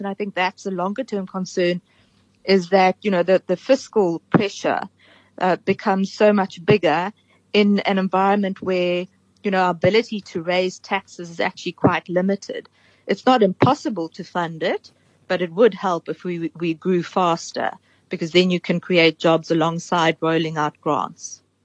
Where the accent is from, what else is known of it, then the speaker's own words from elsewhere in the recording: South Africa; also born or lived in Cape Town; as a South African